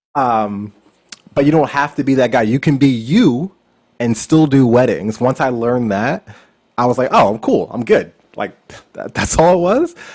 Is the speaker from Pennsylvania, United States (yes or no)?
yes; Philadelphia, Pennsylvania, United States; moved away as an adult; also born or lived in Lancaster County, Pennsylvania / South Jersey; now in Los Angeles, United States; I was born in Philadelphia, Pennsylvania